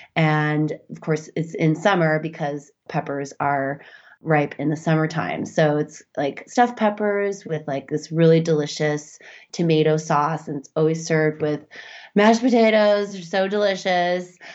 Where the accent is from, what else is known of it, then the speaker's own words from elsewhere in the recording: Midwest, United States; I grew up in the Midwest, too